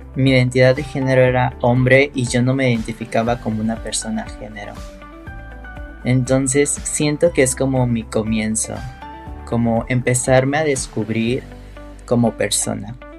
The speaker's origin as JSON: {"language": "Spanish", "region": "Veracruz", "country": "Mexico", "said": "Soy de Veracruz, Ver."}